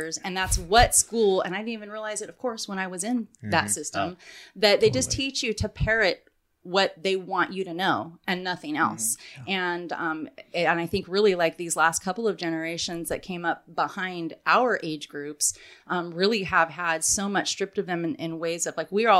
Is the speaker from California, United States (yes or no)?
yes; California Bay Area, United States; I grew up in the California Bay Area